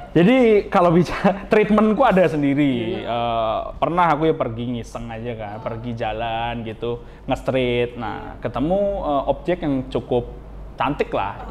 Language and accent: Indonesian; Dharmasraya, West Sumatra, Indonesia; aku asal dari Darmasraya